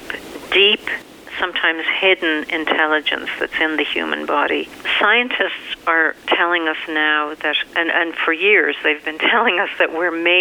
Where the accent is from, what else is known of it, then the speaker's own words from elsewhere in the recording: Ireland; moved away; growing up in Ireland